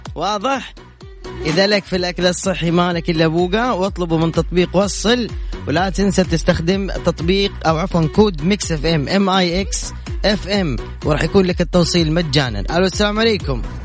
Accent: Jeddah, Makkah Province, Saudi Arabia; انا من جدة

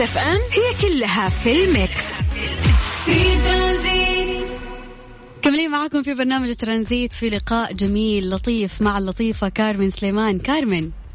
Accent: Saudi Arabia; هنا عندنا في السعوديه

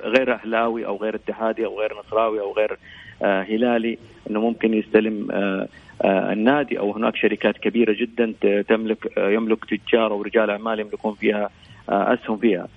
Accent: Saudi Arabia; احنا كسعوديين

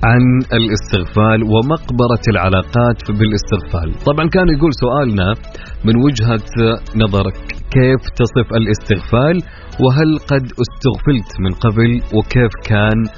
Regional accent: Jeddah, Makkah Province, Saudi Arabia; انا من جده من جده

